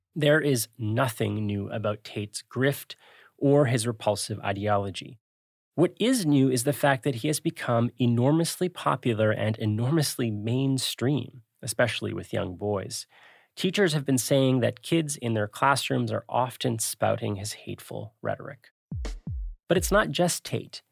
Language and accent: English; Canada; we are Canadian